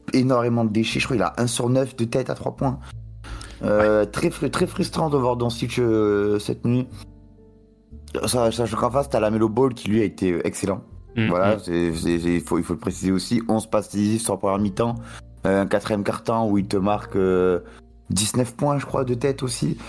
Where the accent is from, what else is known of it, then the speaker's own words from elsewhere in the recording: France; en tant que Français